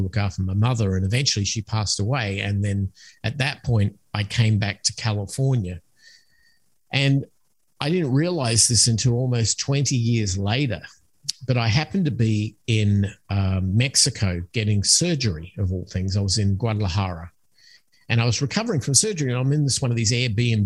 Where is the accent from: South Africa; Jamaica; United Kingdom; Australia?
Australia; moved away as an adult; also born or lived in United States; I'm originally from Australia, so that's where the accent comes from.